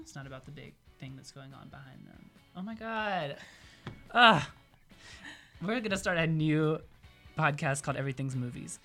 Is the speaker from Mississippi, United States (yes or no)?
yes; Mississippi, United States; moved away as an adult; now in Iowa, United States; coming from Mississippi